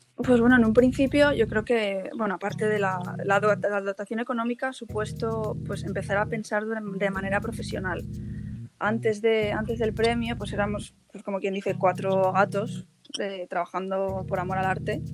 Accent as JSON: {"language": "Spanish", "region": "Asturias", "country": "Spain", "also_born_or_lived": "Madrid / London", "moved": "as an adult", "said": "yo soy asturiana"}